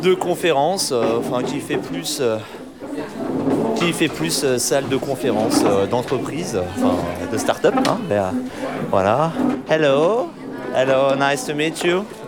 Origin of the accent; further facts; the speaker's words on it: France; en tant que Français